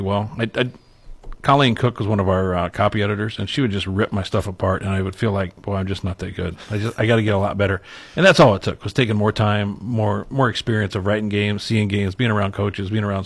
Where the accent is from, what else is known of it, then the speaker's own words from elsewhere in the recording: Osceola, Iowa, United States; moved away as an adult; I grew up in Osceola.